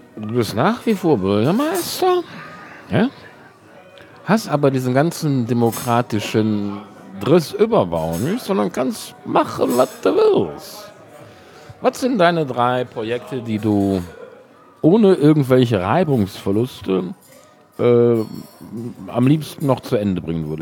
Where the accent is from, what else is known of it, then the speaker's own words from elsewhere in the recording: Cologne, North Rhine-Westphalia, Germany; Der Herr Urbach ist ein Schelsig-Gewächs, genauso wie ich